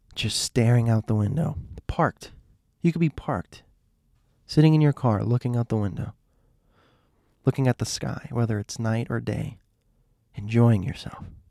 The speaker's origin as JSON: {"language": "English", "town": "Miami", "region": "Florida", "country": "United States", "said": "I'm from Miami"}